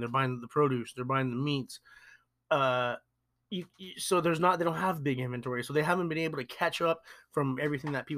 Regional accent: Long Beach, California, United States; We're in Southern California. You guys know us. We're from Long Beach.

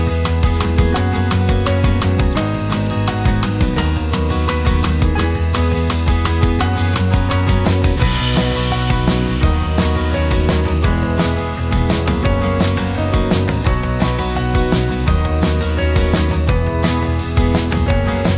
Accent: Scotland, United Kingdom; accent: Scottish; as you can tell from my accent, I garden in Scotland

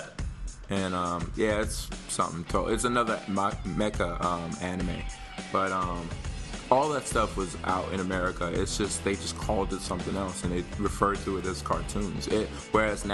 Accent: United States

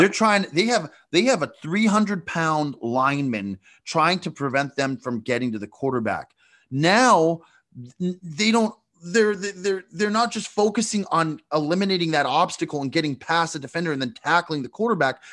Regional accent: Canada; I'm from Canada, huge born and bred hockey guy

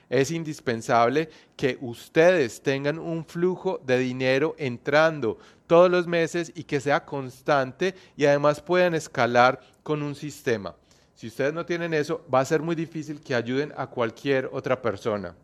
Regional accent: Colombia; moved away as an adult; now in New Zealand; Yo soy colombiano, pero estoy viviendo hace más de 8 años aquí en Nueva Zelanda

